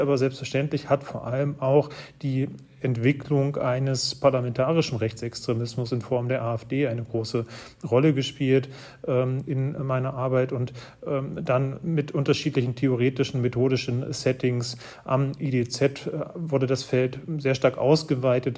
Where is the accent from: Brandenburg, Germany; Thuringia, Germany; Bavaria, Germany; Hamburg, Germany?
Thuringia, Germany; Arnstadt; Das ist die Stadt, in der ich aufgewachsen bin. Ich stamme aus Thüringen, bin in einem Dorf aufgewachsen und in Arnstadt auf die Schule gegangen